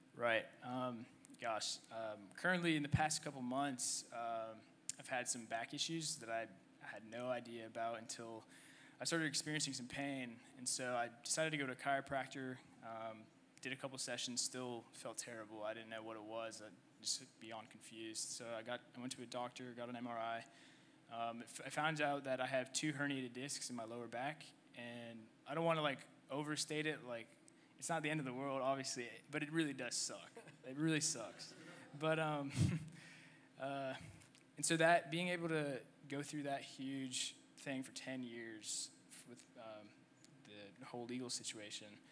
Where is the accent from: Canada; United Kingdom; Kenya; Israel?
Canada; also born or lived in Egypt; now in United States; I was born in Egypt. Um, I lived there for two years, and my family decided to uh, move to Canada